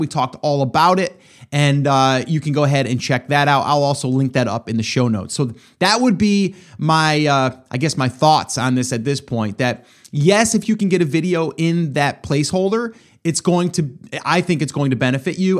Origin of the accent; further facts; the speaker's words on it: upstate New York, United States; moved away as an adult; now in South Carolina, United States; I'm upstate New York. I was. I'm in South Carolina now. Loving it, by the way. But uh, love New York too. Grew up there for over 40 years.